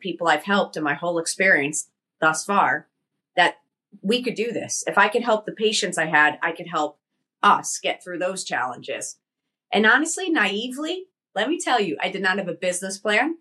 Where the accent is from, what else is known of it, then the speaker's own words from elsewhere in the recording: Connecticut, United States; I came from Connecticut. I grew up on the East Coast, Italian family.